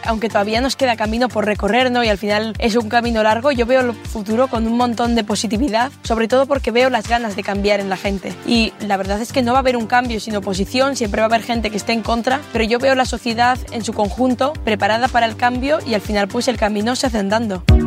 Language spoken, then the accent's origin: Spanish; Sodupe, Basque Country, Spain; soy de Sodupe